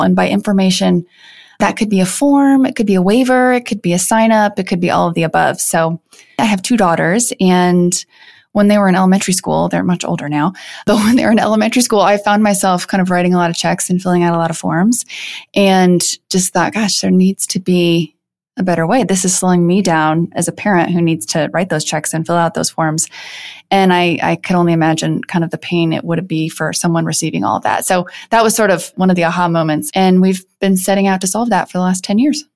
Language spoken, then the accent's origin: English; Iowa, United States; moved away as an adult; also born or lived in Chicago / San Francisco; now in Denver, United States; So I grew up in the Midwest. I grew up on a farm in the middle of Iowa.